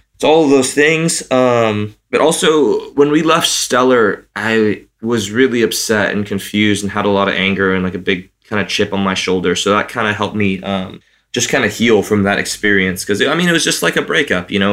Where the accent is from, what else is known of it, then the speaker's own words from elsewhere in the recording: Santa Cruz, California, United States; Santa Cruz, which is my hometown